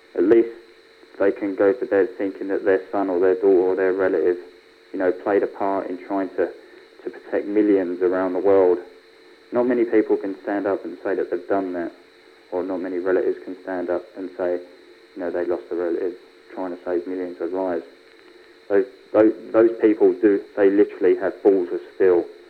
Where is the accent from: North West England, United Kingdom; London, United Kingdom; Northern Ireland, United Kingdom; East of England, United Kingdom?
London, United Kingdom; accent: Cockney; growing up in a place like London